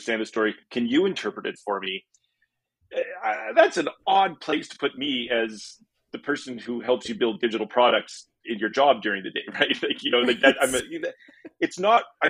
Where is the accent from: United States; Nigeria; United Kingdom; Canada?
Canada; as a Canadian visiting